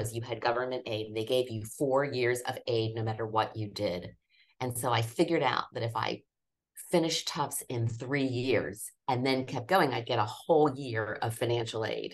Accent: Norristown, Pennsylvania, United States; moved away; I grew up in Norristown, Pennsylvania, which is about 20 miles northwest of Philadelphia

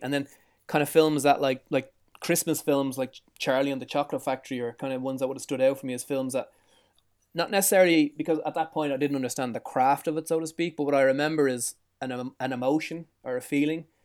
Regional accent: Dublin, Leinster, Ireland; I was born in Dublin, which is the capital city of Ireland. I was born in the south side

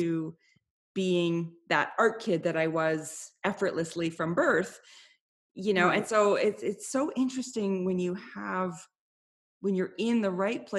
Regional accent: Canada; I'm Canadian

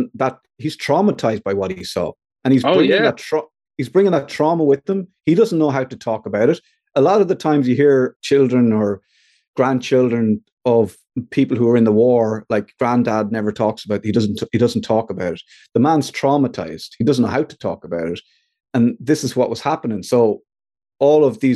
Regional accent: Ireland; we as Irish men

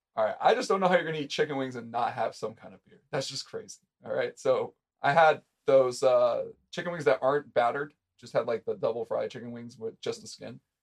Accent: Orange County, California, United States; I grew up in Orange County

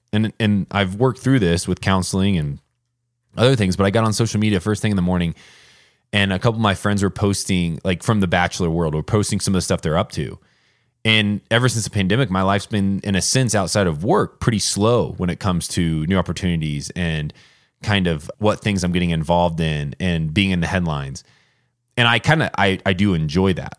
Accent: Warsaw, Indiana, United States; moved away as an adult; growing up in Indiana

